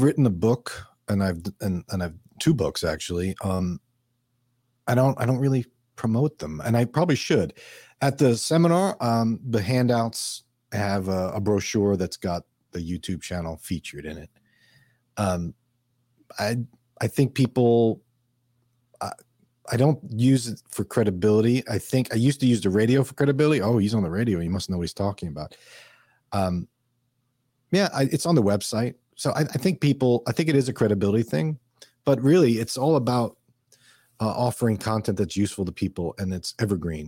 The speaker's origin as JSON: {"language": "English", "region": "New York", "country": "United States", "tie": "born or raised there", "also_born_or_lived": "Minnesota", "moved": "yes", "lives_now": "Florida, United States", "said": "I grew up in New York. I did live in Minnesota"}